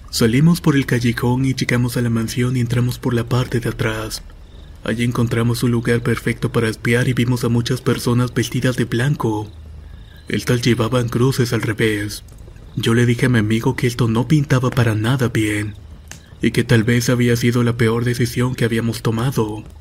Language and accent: Spanish; Puerto Rico; also born or lived in Kansas; Yo soy de Puerto Rico, pero estuve viviendo en Kansas por un buen tiempo.